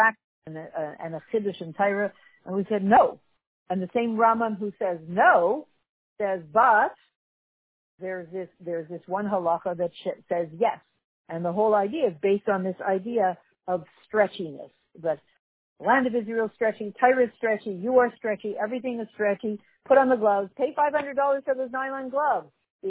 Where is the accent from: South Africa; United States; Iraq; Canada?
Canada; accent: Canadian; my Canadian accent